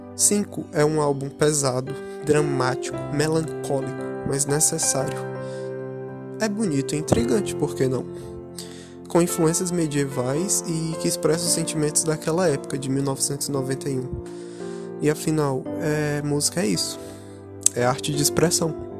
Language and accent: Portuguese; Brazil; meu país, o Brasil